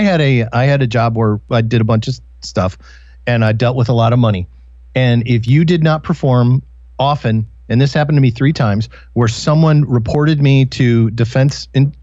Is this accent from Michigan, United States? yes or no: yes; Detroit, Michigan, United States; now in Oregon, United States; I grew up in the Detroit area, and not Detroit here, the lake, but Detroit, Michigan.